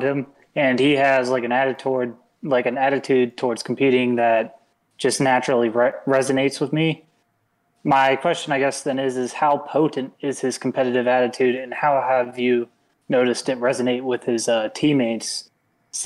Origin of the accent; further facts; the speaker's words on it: York, Pennsylvania, United States; I'm from York, Pennsylvania.